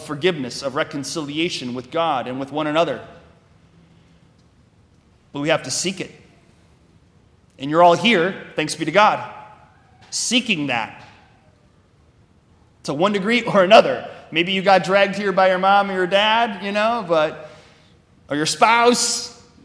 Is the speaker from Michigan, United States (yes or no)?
no; Wisconsin, United States; I'm from Wisconsin